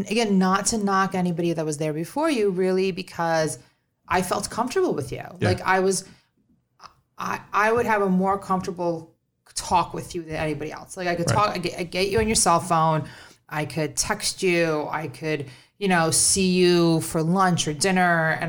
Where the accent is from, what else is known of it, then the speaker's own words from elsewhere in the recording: New York, United States; I'm a New Yorker. Okay. I don't know what else to say.